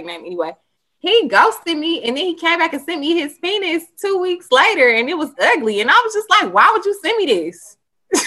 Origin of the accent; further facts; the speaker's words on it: the South, United States; I am from the South, and so culturally it's a difference than, you know, up North